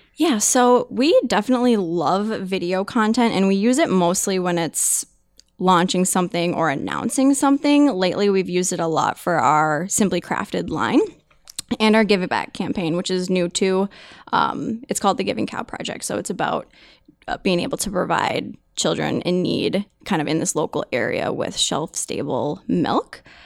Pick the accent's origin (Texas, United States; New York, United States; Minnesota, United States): Minnesota, United States; I was born and raised in Minnesota